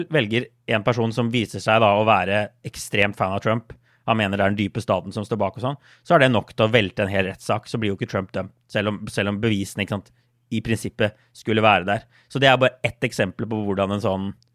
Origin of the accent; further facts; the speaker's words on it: Norway; moved away; hjemme i Norge